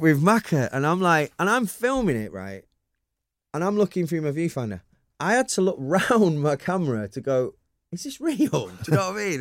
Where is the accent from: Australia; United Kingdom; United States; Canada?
United Kingdom; Manchester, North West England; I'm so proud of being Mancunian